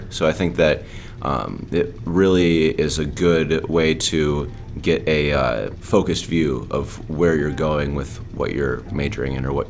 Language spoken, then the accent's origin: English; Park Ridge, Illinois, United States; moved away as an adult; now in New Orleans, United States; I'm a senior and I'm from Park Ridge, Illinois, which is a suburb of Chicago.